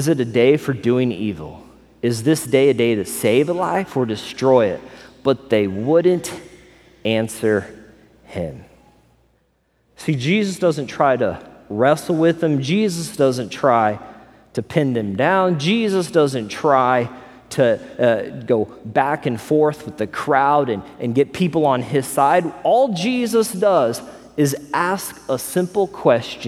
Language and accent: English; Missouri, United States; also born or lived in Las Vegas / California; now in Florida, United States; I grew up in Missouri.